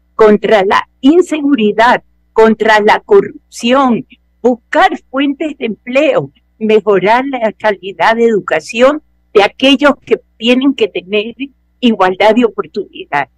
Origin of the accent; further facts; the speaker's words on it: Ecuador; somos ecuatorianos